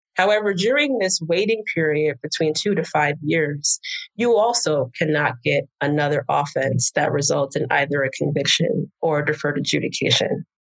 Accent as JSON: {"language": "English", "region": "New Jersey", "country": "United States", "also_born_or_lived": "New York City", "moved": "as an adult", "lives_now": "Houston, United States", "said": "originally, I'm from New Jersey"}